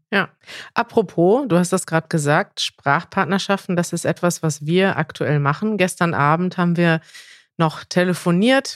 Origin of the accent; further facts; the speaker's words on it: Germany; als Deutsche